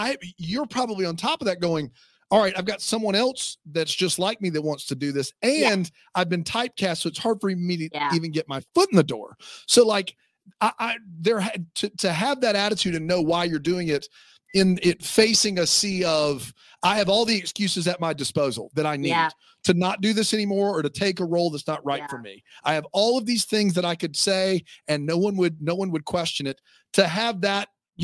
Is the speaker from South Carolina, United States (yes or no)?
yes; South Carolina, United States; We're in South Carolina right now. I'm from South Carolina.